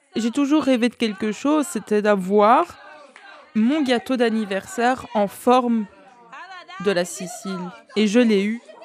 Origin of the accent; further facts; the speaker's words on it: Brussels, Brussels-Capital Region, Belgium; je suis née à Bruxelles